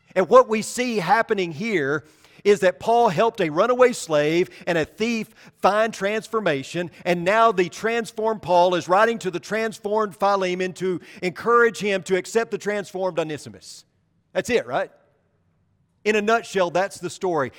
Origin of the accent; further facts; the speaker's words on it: about fifteen miles from Marmaduke, Arkansas, United States; About fifteen miles from my hometown